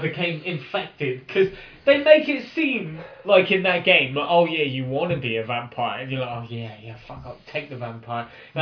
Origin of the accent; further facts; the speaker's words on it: Portsmouth, South East England, United Kingdom; also born or lived in Cheltenham; I'm from Portsmouth